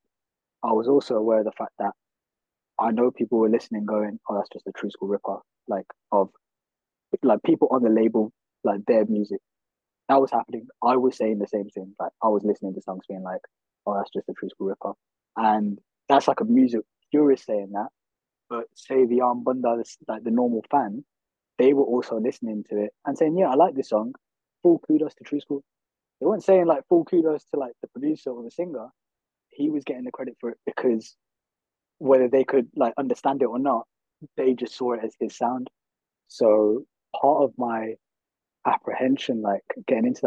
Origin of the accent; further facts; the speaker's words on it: Birmingham, West Midlands, United Kingdom; I grew up in Handsworth